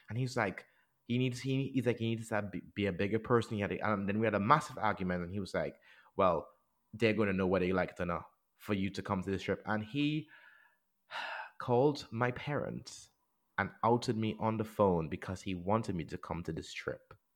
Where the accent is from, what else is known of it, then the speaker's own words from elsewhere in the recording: Trinidad & Tobago; now in England; when I grew up in the Caribbean